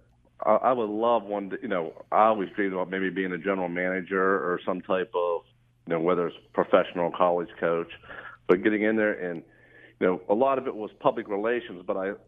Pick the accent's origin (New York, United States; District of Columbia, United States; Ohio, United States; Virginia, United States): Ohio, United States; Steubenville; moved away as an adult; now in Greenville, United States; I'm originally from a real small town in Ohio called Steubenville, Ohio